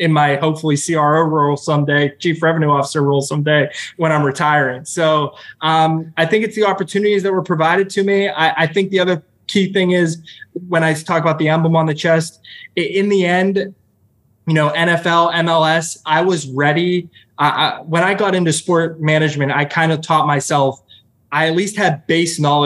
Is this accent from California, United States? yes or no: no; Pittsburgh, Pennsylvania, United States; moved away as an adult; now in Orlando, United States; I come from Pittsburgh